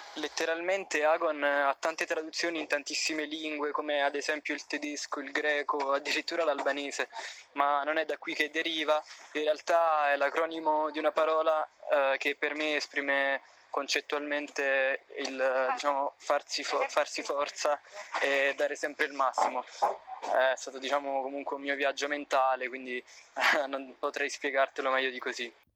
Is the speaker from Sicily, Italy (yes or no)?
no; Avellino, Campania, Italy; sono originario di Avellino